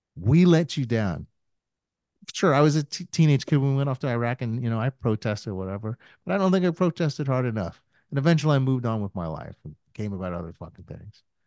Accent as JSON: {"language": "English", "country": "United States", "said": "I'm still an American"}